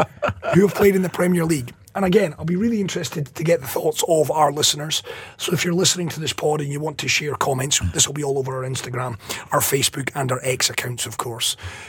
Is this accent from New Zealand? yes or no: no; Scotland, United Kingdom; As a Scotsman